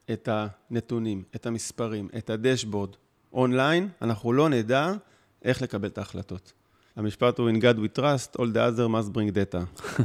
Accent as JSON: {"language": "Hebrew", "region": "Northern District", "country": "Israel", "tie": "born or raised there", "lives_now": "Mitzpe Ilan, Israel", "said": "ילדים, מתגוררים ביישוב הקהילתי מצפה אילן במועצה אזורית מנשה. גדלתי בגולן, תואר ראשון בעבודה סוציאלית"}